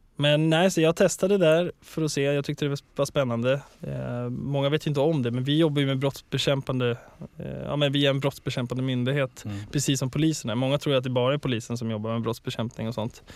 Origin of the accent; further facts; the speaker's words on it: Stockholm, Stockholm County, Sweden; also born or lived in Upplands Väsby / Gröndal; jag är uppvuxen på Söder och sen vid 10-11 mm. där så blev det Gröndal